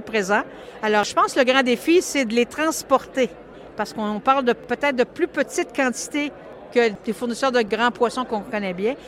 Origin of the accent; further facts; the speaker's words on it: Kamouraska, Quebec, Canada; moi, je suis du Kamouraska